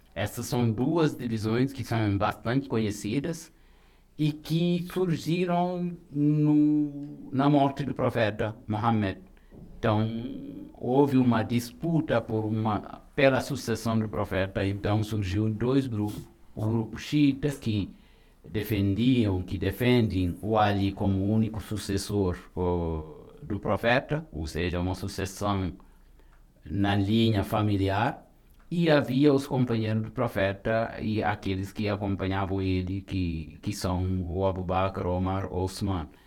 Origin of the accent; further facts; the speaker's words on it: Senegal; now in Brazil; sou senegalês